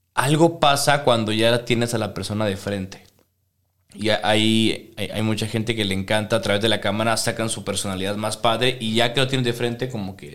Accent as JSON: {"language": "Spanish", "country": "Venezuela", "also_born_or_lived": "Guadalajara, Mexico", "moved": "yes", "lives_now": "Mexico", "said": "cuando me fui de Venezuela"}